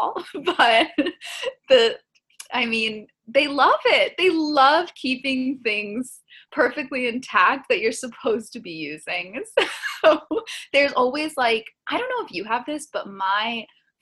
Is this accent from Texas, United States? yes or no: no; Miami, Florida, United States; moved away as an adult; also born or lived in New York City; now in New York, United States; I grew up in Kendall, and I do think there's a lot of like Cubans that live in Kendall as well